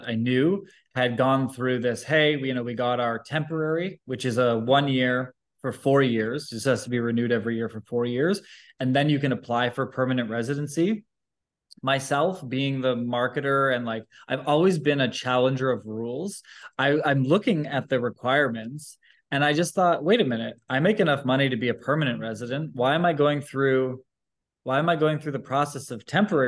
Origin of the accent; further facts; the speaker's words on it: just outside of Toronto, Ontario, Canada; moved away as an adult; also born or lived in Vancouver; So I'm from Canada. And so I grew up just outside of Toronto